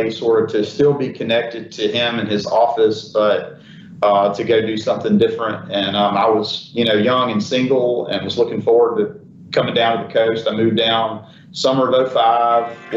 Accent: Prentiss, Mississippi, United States; now in Ocean Springs, United States; I grew up in Prentice, Mississippi

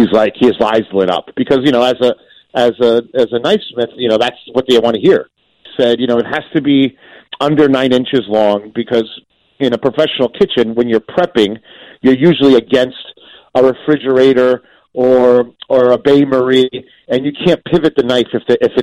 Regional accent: New Jersey, United States; I'm from Jersey

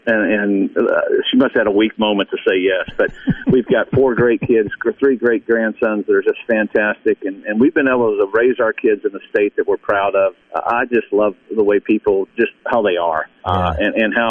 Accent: Indiana, United States; now in Mississippi, United States; I grew up in Indiana, and I've spent over half my life in this state.

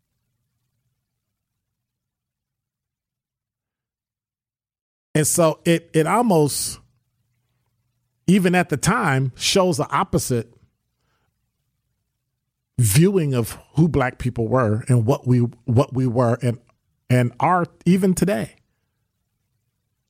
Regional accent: Chicago, Illinois, United States; I grew up in Chatham

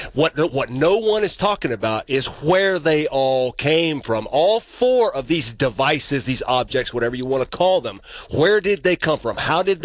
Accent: North Carolina, United States; moved away; my home state is North Carolina

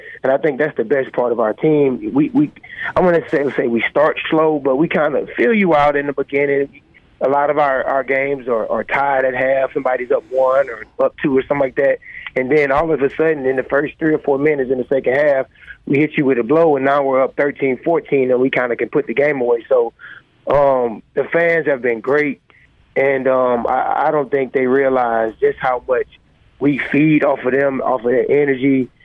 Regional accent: Mobile, Alabama, United States; moved away as an adult; also born or lived in Indiana / Mississippi; now in Hattiesburg, United States; I'm from Mobile

